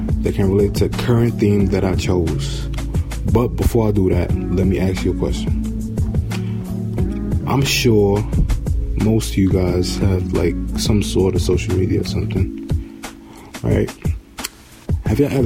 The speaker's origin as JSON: {"language": "English", "town": "New York City", "region": "New York", "country": "United States", "tie": "born or raised there", "said": "I'm from Bed-Stuy, Brooklyn. I grew up on Vernon Ave between Troop and Tompkins."}